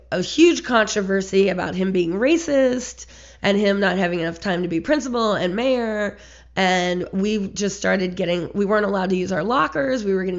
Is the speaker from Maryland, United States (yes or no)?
no; Richmond, Virginia, United States; I grew up in the Fan.